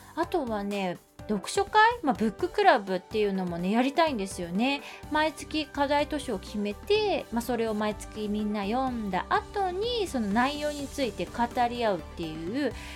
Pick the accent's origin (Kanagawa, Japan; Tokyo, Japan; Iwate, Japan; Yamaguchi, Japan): Tokyo, Japan; 私東京生まれ東 京住みなので